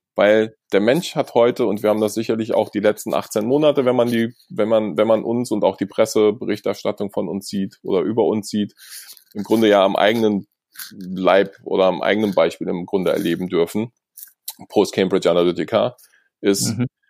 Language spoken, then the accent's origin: German; Germany; Wir haben als Deutsche